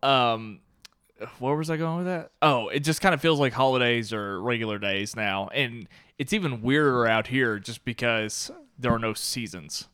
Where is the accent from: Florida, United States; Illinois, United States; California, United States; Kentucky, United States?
Kentucky, United States; moved away as an adult; I was born and raised in Kentucky